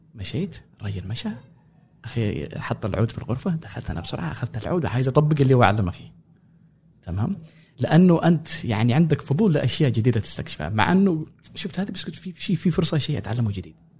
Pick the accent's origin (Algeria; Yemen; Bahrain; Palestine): Yemen; Sanaa, Amanat Al Asimah; moved away as an adult; also born or lived in Cairo, Egypt; now in United States; انا كنت آه، مواليد اليمن غادرت اليمن 2011